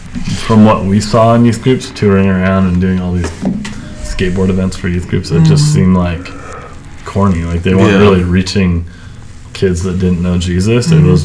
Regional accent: Orange County, California, United States; moved away as an adult; also born or lived in Carlsbad, San Diego, California; now in Coeur d'Alene, United States; I grew up in Orange County, and then like most recently we lived in San Diego in Carlsbad. But I love California.

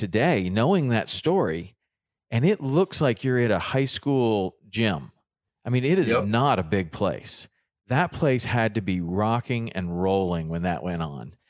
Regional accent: Tennessee, United States; it really looked a lot like the area that I grew up in Tennessee.

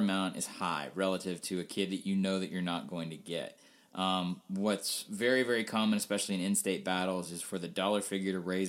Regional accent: the South, United States; also born or lived in Washington, D.C.; being a Southerner but not being a Mississippian, and then being a displaced Southerner for most of my life because I spent a long time in D.C. My family moved around a lot.

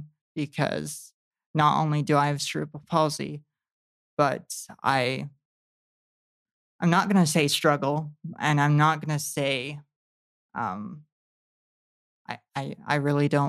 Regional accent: West Valley City, Utah, United States; moved away as an adult; also born or lived in Arizona / Vernal, Utah; now in Tooele, United States; I grew up in West Valley.

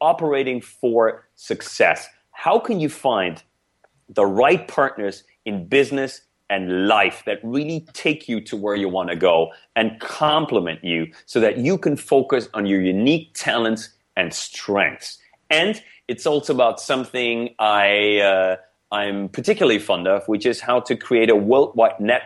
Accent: Germany; first language German; English is a second language; now in United States; I grew up in Germany. I was born and raised in Germany before I came to the US

